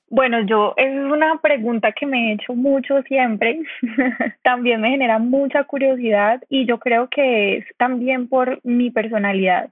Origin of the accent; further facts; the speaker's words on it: Cali, Valle del Cauca, Colombia; also born or lived in Bogotá; Yo soy de Cali